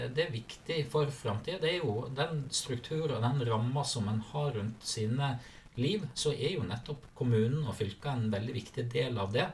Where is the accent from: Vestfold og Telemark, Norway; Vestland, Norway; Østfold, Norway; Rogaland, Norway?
Vestland, Norway; Sogn og Fjordane; moved away as an adult; also born or lived in Naustdal; now in Akershus, Norway; der jeg eh, opprinnelig kommer fra, som er uh, Sogn og Fjordane. Sunnfjord